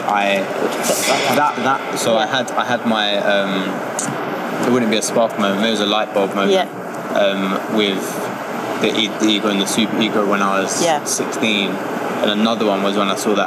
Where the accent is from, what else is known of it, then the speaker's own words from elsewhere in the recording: London, United Kingdom; I grew up in Hackney